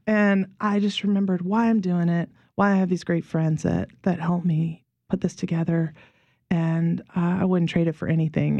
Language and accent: English; Mississippi, United States; moved away as an adult; also born or lived in Pittsburgh; now in New Orleans, United States; I was from Mississippi